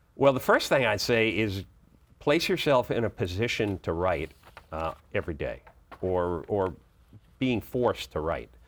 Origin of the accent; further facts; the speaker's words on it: Boston, Massachusetts, United States; moved away as an adult; now in Washington, D.C., United States; I grew up in Boston, and so I was a huge Red Sox fan for years and Celtics fan